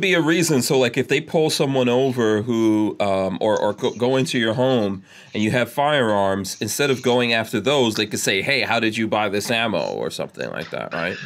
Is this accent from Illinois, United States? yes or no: no; New York, United States; moved away; also born or lived in Gainesville, Florida; I grew up in New York, and it's the most insane place